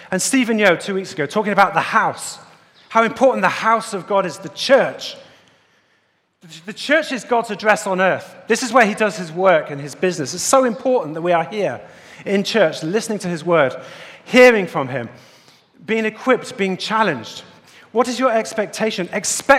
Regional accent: United Kingdom; accent: British; As you can hear from my accent, I'm not from the States or anywhere else. I'm from the UK, United Kingdom.

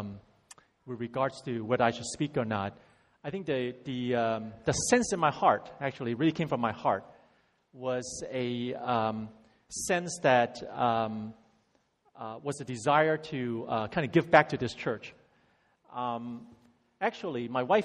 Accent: San Francisco Bay Area, California, United States; also born or lived in Hong Kong; I went to the States when I was 10 from Hong Kong and grew up in the San Francisco Bay Area

